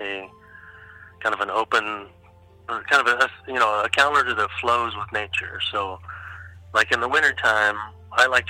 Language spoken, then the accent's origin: English; Pacific Northwest, United States; I grew up in the Pacific Northwest.